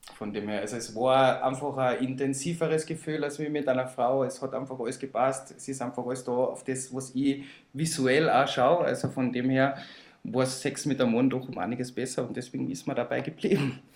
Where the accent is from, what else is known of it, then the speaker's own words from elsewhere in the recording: Villach, Carinthia, Austria; Und außerdem komme ich auch aus Villach